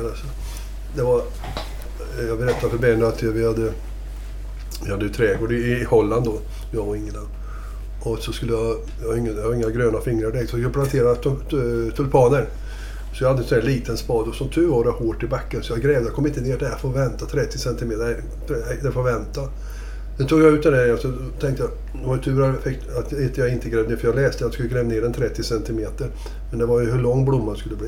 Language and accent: Swedish; Värmland, Sweden; moved away; also born or lived in Gothenburg; Jag har ju bott eh, halva mitt liv i Göteborg. Så att, eh, men samtidigt, jag är uppväxt i Värmland.